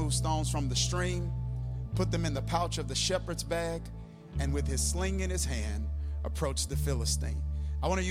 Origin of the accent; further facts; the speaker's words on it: Kilmichael, Mississippi, United States; in the church I grew up in Kilmichael, Mississippi